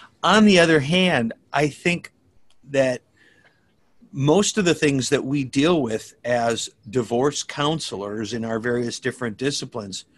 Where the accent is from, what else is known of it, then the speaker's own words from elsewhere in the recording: Minnesota, United States; I grew up in Minnesota